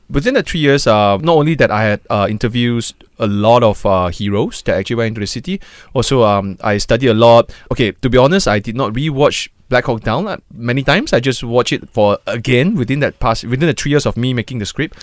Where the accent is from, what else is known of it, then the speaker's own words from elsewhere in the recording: Malaysia; us as a Malaysian